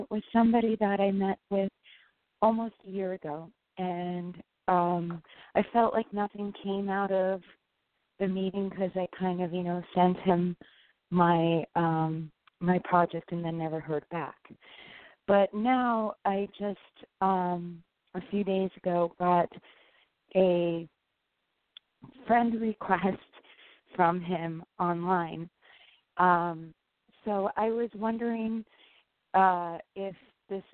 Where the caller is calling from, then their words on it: upstate New York, United States; I'm calling from New York.